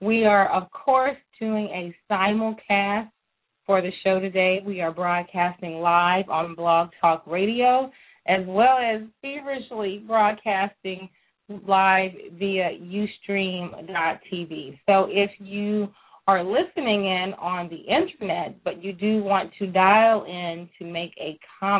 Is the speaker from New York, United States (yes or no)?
no; Texas, United States; also born or lived in Louisiana; I grew up, for the most part, in Texas